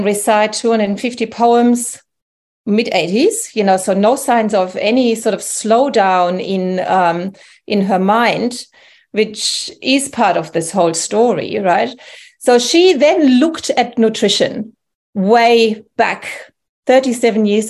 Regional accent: Germany; English is a second language; moved away as an adult; also born or lived in England; now in New South Wales, Australia; You can hear by my accent that I'm actually originally from Germany, and I came here in 1997-98

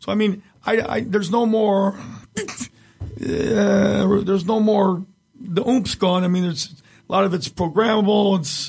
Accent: Hamtramck, Michigan, United States; I grew up in Hamtramck. Houses are 10 feet away.

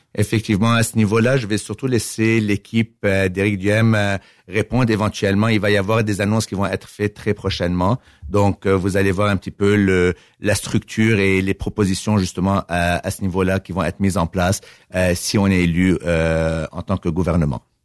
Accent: Montreal, Quebec, Canada; moved away as an adult; now in Victoriaville, Canada; je suis né à Montréal

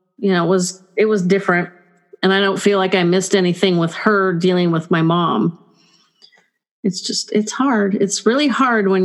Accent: California, United States; I'm typical Californian

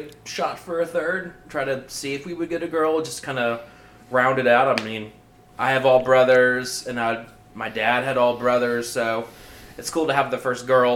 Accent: Marietta, Georgia, United States; moved away; also born or lived in Germany; I grew up in Marietta, right outside of Atlanta.

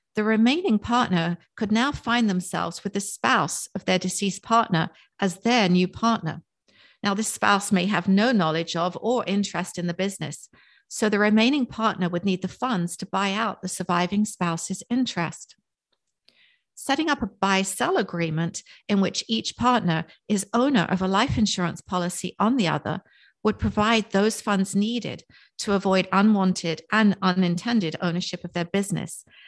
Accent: England, United Kingdom; also born or lived in Cape May, New Jersey; now in Palm City, United States; I was born and raised in England, just outside of London

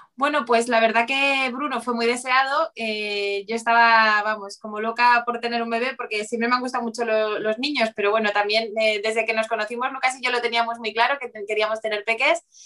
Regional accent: Bilbao, Basque Country, Spain; yo, yo de Bilbao

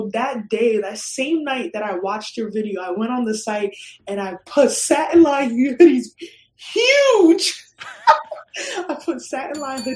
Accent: New York City, New York, United States; moved away as an adult; also born or lived in Ghana; now in Philadelphia, United States; I grew up my whole life like in Ghana for the first 5 years, and then in the Bronx I lived there till it was time to go to college. So I'm like a Bronx girl at heart

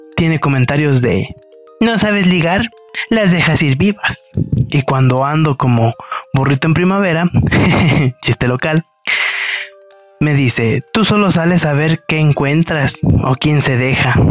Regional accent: Mexico; de México

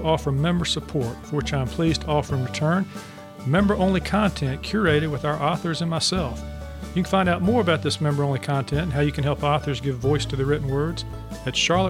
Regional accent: the South, United States; I grew up in the South

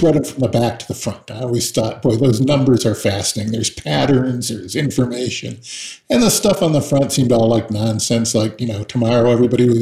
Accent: Seattle, Washington, United States; I was raised in Seattle

